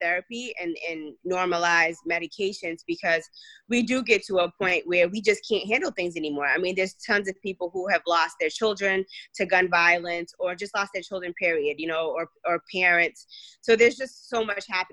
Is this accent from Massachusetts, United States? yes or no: yes; Boston, Massachusetts, United States; first language Cape Verdean Creole; English is a second language; I grew up in Dorchester